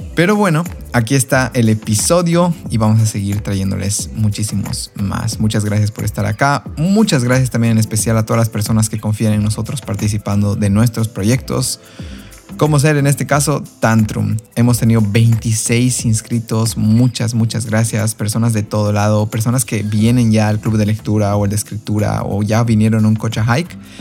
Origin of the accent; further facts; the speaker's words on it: Bolivia; como bolivianos, es de suma relevancia ser los primeros en alzar nuestro pecho por este lugar que nos vio nacer y crecer